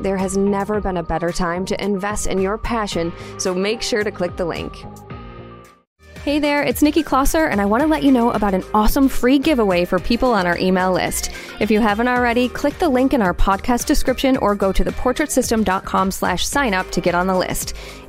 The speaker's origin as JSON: {"language": "English", "region": "Midwest", "country": "United States", "accent": "Midwestern", "said": "my Midwestern accent."}